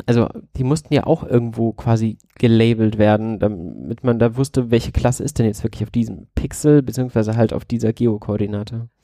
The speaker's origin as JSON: {"language": "German", "town": "Bad Vilbel", "region": "Hesse", "country": "Germany", "tie": "born or raised there", "said": "ich komme aus Bad Vilbel, nähe dem Frankfurter Flughafen"}